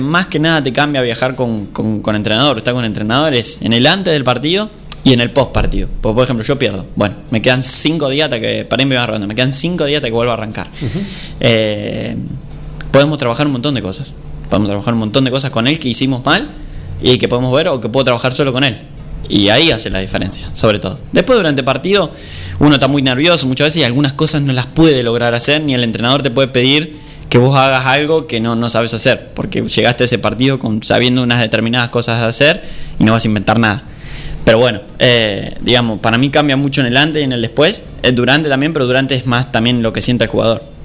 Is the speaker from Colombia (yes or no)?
no; Argentina; somos argentinos